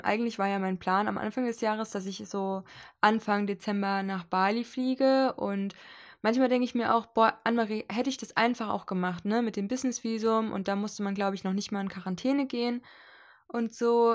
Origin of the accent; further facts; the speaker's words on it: Hesse, Germany; moved away; also born or lived in Leipzig; nach Hessen gefahren, wo ich herkomme und wo meine Mutter wohnt und die Familie